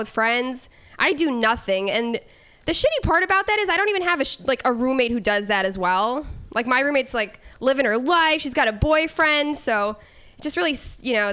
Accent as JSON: {"language": "English", "region": "Midwest", "country": "United States", "said": "I'm from the Midwest, so I can say like apple and, you know, weird things like that, but not y'all"}